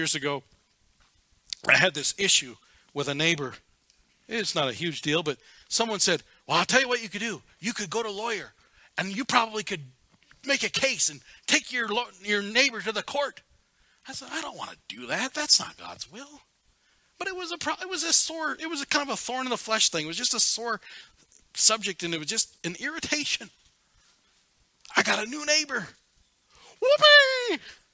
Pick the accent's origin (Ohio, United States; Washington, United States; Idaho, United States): Washington, United States; Seattle; now in Black Hills, United States; I was born in Seattle.